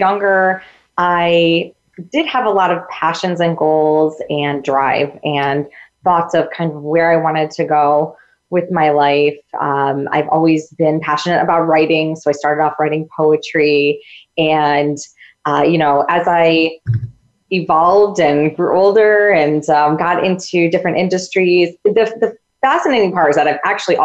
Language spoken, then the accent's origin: English; upstate New York, United States; I'm from New York, upstate New York